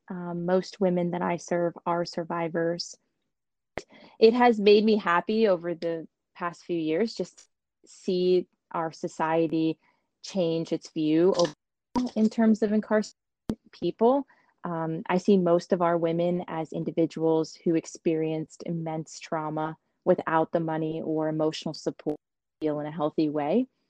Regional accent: Montgomery, United States; I grew up in Montgomery

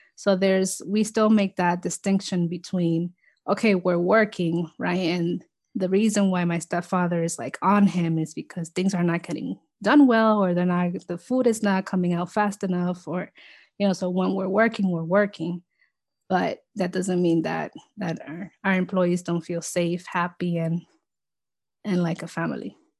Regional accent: New York City, New York, United States; also born or lived in Dominican Republic; I immigrated to the U S with my family when I was two, so in the nineties. Um, and, um, we all grew up here in the Bronx

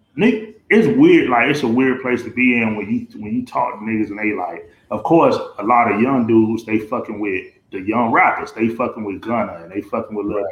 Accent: Miami, Florida, United States; I'm at Holmes Elementary. I'm in Liberty City

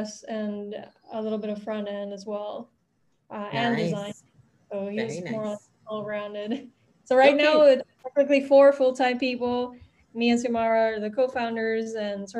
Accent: Puerto Rico; I'm born and raised in Puerto Rico

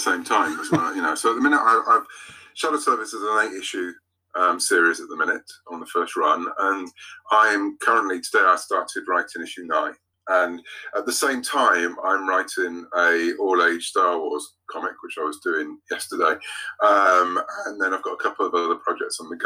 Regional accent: United Kingdom; I'm British

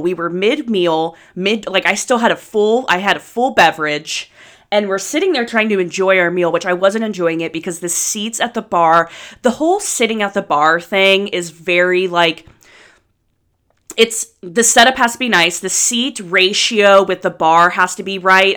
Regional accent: Anderson Township, Ohio, United States; growing up in Anderson

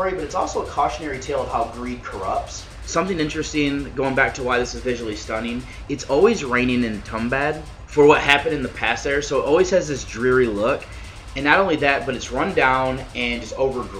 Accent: United States

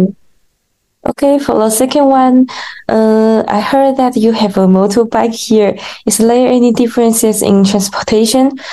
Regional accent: China; now in Malaysia

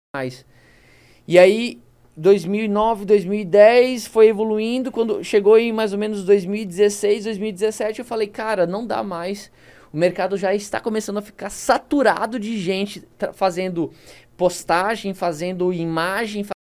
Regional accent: South Region, Brazil; accent: southern (rolled R, guri/guria); now in Manaus, Brazil; eu puxo R

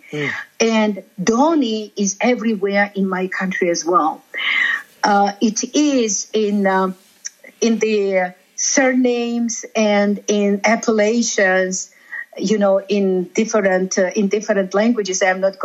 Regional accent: Georgia; first language Georgian; English is a second language; I am from Georgia.

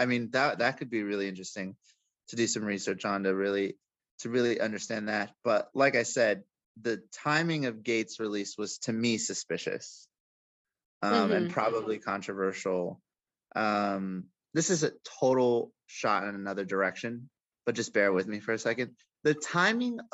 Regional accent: United States; purely as an American

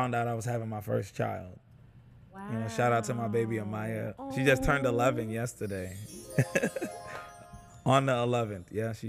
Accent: New York City, New York, United States; also born or lived in Schaumburg, Illinois; now in Chicago, United States; I am not from Chicago. I'm born and raised in New York City. Mm. So I've been in Chicago 7 years by way of Schaumburg first.

